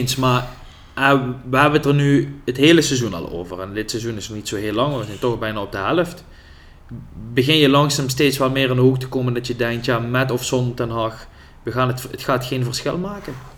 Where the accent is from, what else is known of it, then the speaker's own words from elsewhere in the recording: Netherlands; wij, vooral als Nederlanders